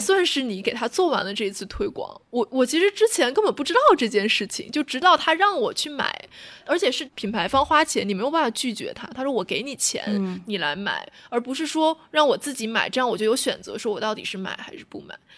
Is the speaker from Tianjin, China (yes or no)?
yes; Tianjin, China; moved away as an adult; also born or lived in Beijing; 就刚来到北京上大学，因为我之前在，在天津，因为我们都是北方人嘛，在天津，我从小到大没有跟人 A A 过